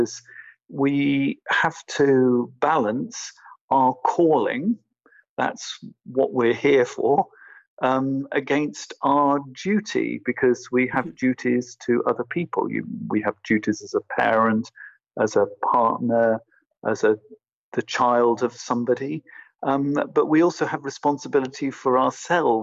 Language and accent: English; England, United Kingdom; now in Berlin, Germany; I'm originally from England